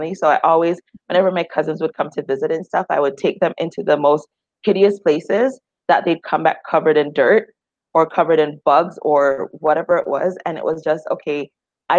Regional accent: Jamaica; now in Canada; I grew up in Jamaica, so I had the outdoors not as an option, but as a part of my being.

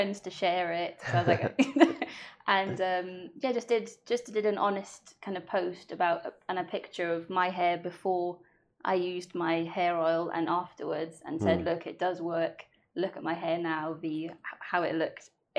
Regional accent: Wales, United Kingdom; first language Welsh; English is a second language

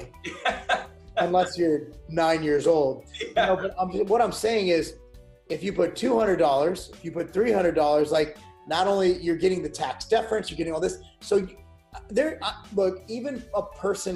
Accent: United States; I speak as an American

